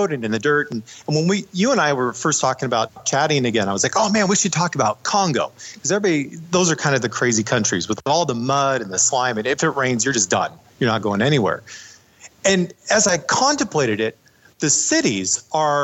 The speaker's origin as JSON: {"language": "English", "country": "United States", "said": "as soon as they found out I was American"}